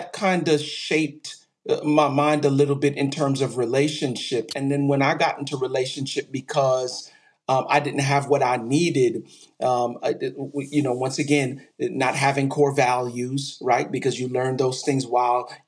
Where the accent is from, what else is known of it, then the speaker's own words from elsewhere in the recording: New York City, New York, United States; also born or lived in Texas; I'm originally from Brooklyn, New York.